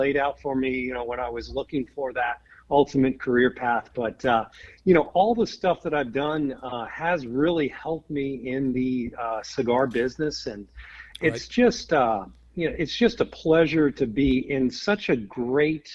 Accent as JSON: {"language": "English", "region": "Virginia", "country": "United States", "tie": "born or raised there", "said": "I am a Virginia native, grew up here right outside of D.C."}